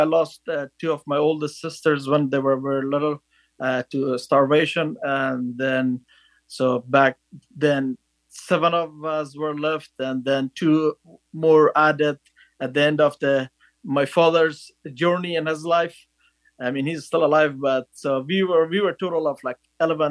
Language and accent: English; northern Afghanistan, Afghanistan; English is a second language; moved away as an adult; I was born in northern Afghanistan in a small village